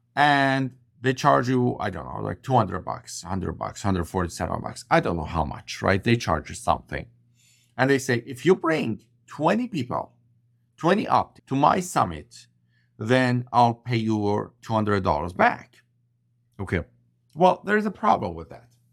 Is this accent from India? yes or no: no; Iran; English is a second language; moved away as an adult; also born or lived in Vancouver, Canada; I landed in Vancouver, BC from Iran, where I'm originally from. I couldn't speak English properly